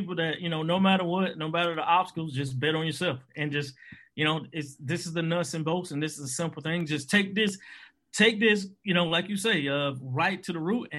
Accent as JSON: {"language": "English", "region": "the South", "country": "United States", "tie": "born or raised there", "said": "as rural men, as black men growing up in the South"}